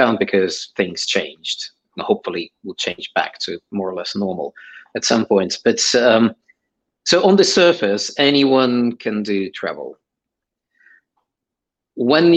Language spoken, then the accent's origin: English; Saint Petersburg, Russia; English is a second language; moved away as an adult; also born or lived in Ukraine; now in United Kingdom; I actually grew up in Ukraine and Russia. So I was born in Ukraine. And when I was 7, my family moved from Ukraine to St. Petersburg, Russia